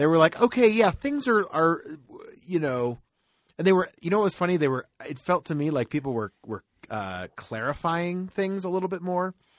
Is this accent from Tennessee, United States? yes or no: yes; Tennessee, United States; moved away; also born or lived in Florida; my home state is Tennessee, technically